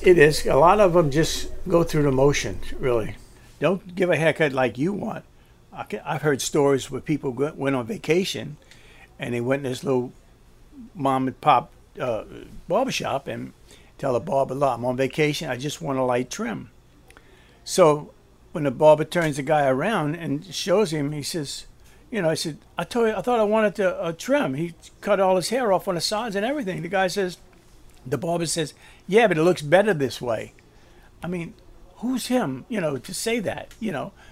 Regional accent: New Orleans, Louisiana, United States; also born or lived in Gretna, Louisiana / Terrytown, Louisiana; in the Irish Channel, and I grew up and went to grade school there and high school, Redemptorist High School

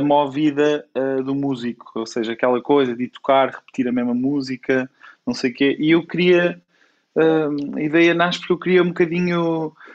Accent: Coimbra, Centro, Portugal; moved away as an adult; also born or lived in Lisbon; eu sou de Coimbra e até aos meus 18 anos sempre vivi com esta vida bairrista

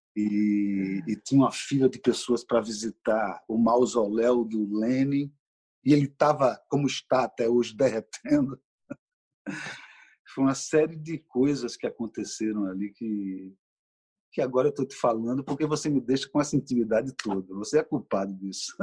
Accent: Recife, Pernambuco, Brazil; now in Rio de Janeiro, Brazil; Pernambuco está comigo onde eu for. Tanto é que o Recife que eu trago talvez não exista mais

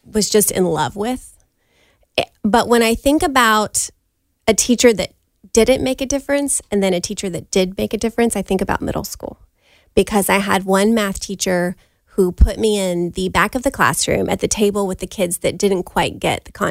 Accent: Beaufort, South Carolina, United States; now in Charleston, United States; I'm from Beaufort, South Carolina

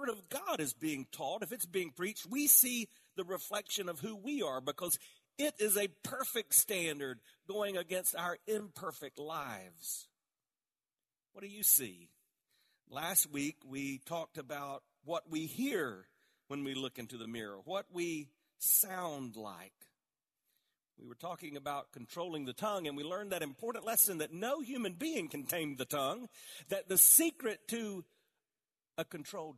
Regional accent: the South, United States; I was born in the South

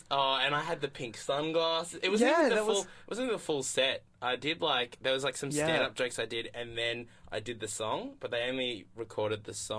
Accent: Australia; being an Australian comedian

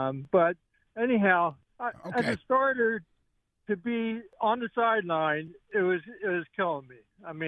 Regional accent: Yardley, Pennsylvania, United States; I'm from Yardley. I'm not from Tennessee. But I did go to college in Tennessee.

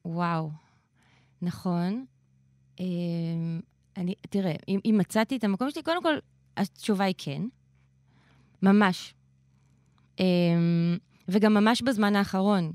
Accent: Israel; אני באתי מישראל

